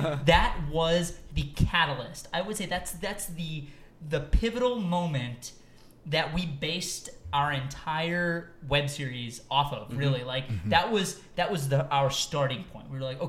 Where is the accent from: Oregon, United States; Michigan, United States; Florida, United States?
Michigan, United States; Detroit; I'm from Detroit.